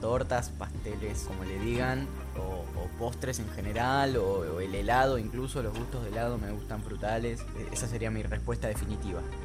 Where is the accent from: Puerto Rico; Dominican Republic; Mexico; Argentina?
Argentina